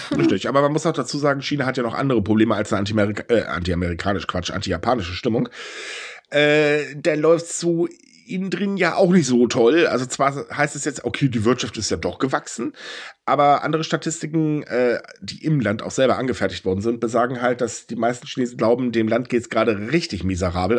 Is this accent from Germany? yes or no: yes; Germany; bei uns in Deutschland